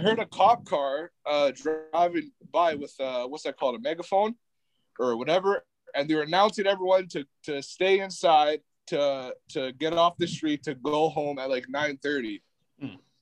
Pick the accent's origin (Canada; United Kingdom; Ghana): Canada; also born or lived in Winnipeg, Manitoba; fellow Canadians